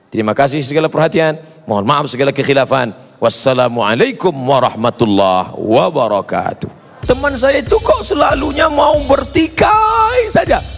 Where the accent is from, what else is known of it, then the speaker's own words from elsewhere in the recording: Sumatra, Indonesia; Saya orang Melayu dari Sumatera, bapak ibu orang Sunda.